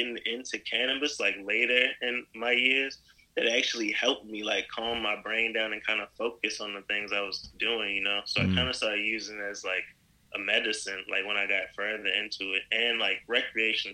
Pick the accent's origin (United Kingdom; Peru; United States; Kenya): United States; Baltimore, Maryland; I'm from Baltimore